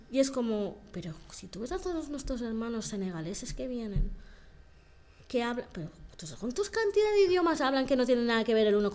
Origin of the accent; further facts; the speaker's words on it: Equatorial Guinea; yo, opto y ya digo, ¿de dónde eres? Guinea Ecuatorial, ya está.